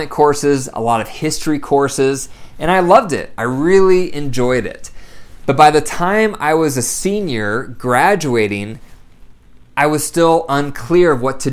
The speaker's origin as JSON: {"language": "English", "town": "Bryan", "region": "Ohio", "country": "United States", "tie": "born or raised there", "said": "I was born in Bryan, Ohio. Very small town up in the northwest corner of Ohio, next to Indiana, next to Michigan"}